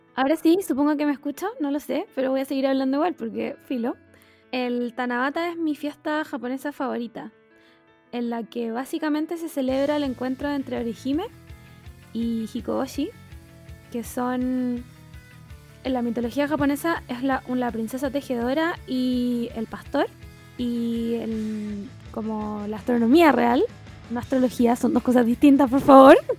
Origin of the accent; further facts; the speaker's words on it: Chile; no solo como chileno sino como latinoamericano en sí